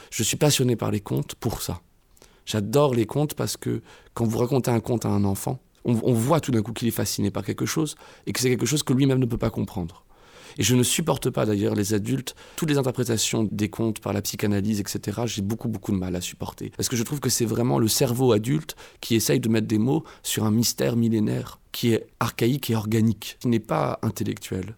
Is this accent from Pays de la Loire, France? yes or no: no; Évreux, Normandy, France; moved away as an adult; je suis né à Évreux, j'ai grandi à Évreux toute ma jeunesse jusqu'à mes 18 ans